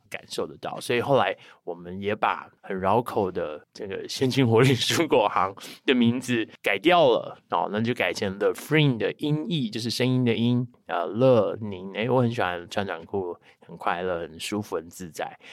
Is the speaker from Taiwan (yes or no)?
yes; Chiayi, Taiwan; 我是在，在我自己的故乡创立了这个品牌